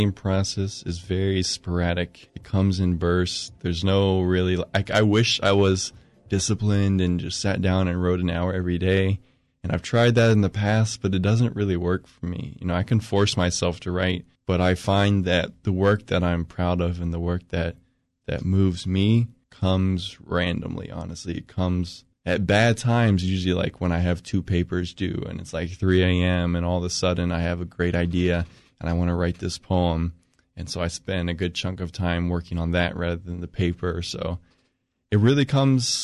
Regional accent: Chapel Hill, North Carolina, United States; I'm originally from Chapel Hill. I grew up in this area my whole life

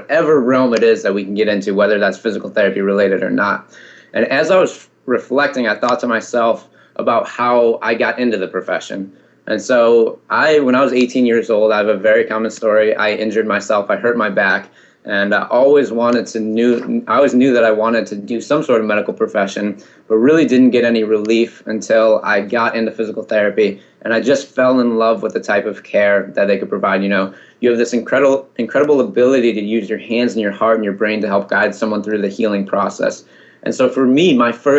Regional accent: Ann Arbor, Michigan, United States; moved away as an adult; now in Washington, D.C., United States; I was born and raised in Ann Arbor, Michigan

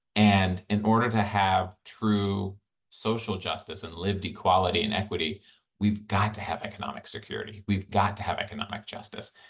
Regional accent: Birmingham, Alabama, United States; I grew up in Birmingham, Alabama

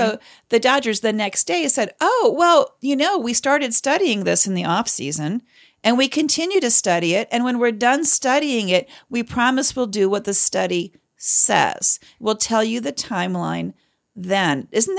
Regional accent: Canada; I'm a Canadian. I know better. I know how to stay neutral.

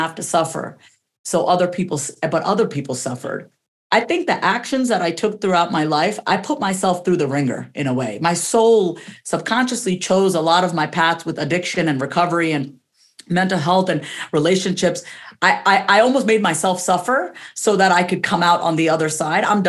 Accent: New York, United States; I'm first generation, so I was born and raised in New York

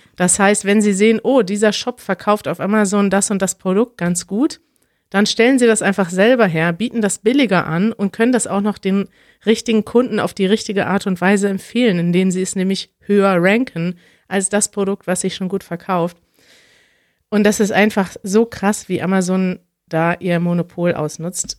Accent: Germany; In meiner Kindheit gab es in Deutschland

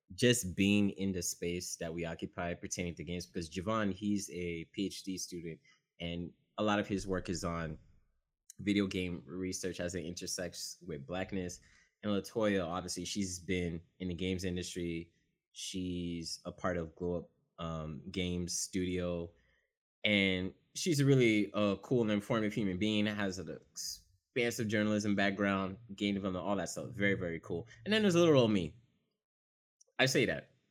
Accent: the South, Florida, United States; also born or lived in Haiti; I'm from the South and I'm Haitian

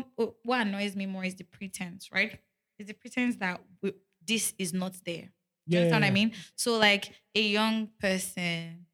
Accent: Nigeria; I remember growing up in Agbaria Estate

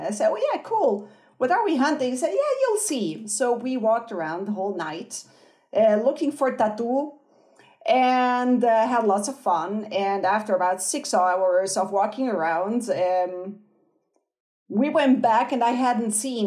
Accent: Switzerland; moved away as an adult; also born or lived in Brazil; now in Argentina; I'm Swiss. So I grew up in Switzerland and some other countries

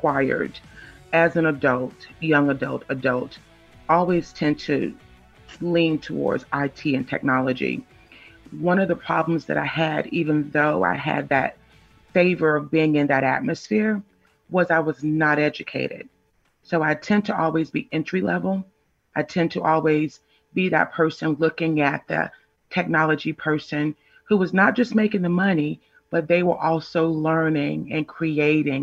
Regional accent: Georgia, United States; I am from Georgia

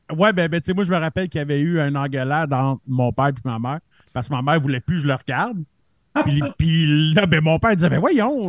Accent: Montreal, Quebec, Canada; je suis le seul Montréalais sur le podcast

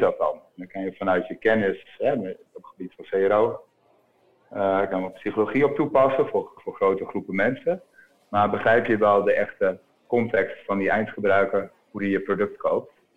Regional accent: Groningen, Netherlands; now in Utrecht, Netherlands; Ik woon in Utrecht en, eh, en ik kom uit Groningen.

